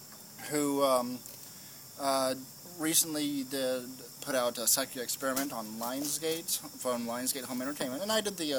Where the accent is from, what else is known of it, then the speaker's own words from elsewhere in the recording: Austin, Texas, United States; I am from Austin, Texas.